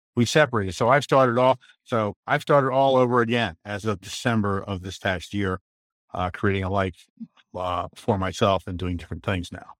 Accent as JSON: {"language": "English", "region": "Maryland", "country": "United States", "tie": "born or raised there", "also_born_or_lived": "Van Nuys, California / North Carolina", "moved": "as an adult", "lives_now": "Elizabethtown, United States", "said": "we moved up to Maryland, and I lived in Maryland from nineteen fifty-six until, uh, my wife and I, I retired"}